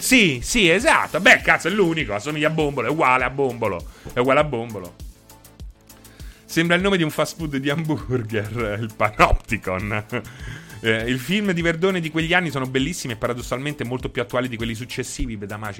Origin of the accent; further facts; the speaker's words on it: Rome, Lazio, Italy; sono romano